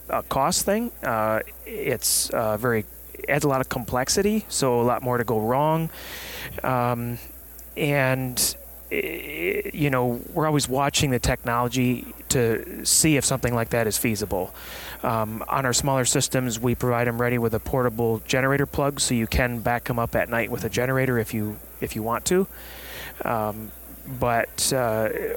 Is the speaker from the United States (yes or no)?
yes; West Michigan, United States; I'm from Michigan, West Michigan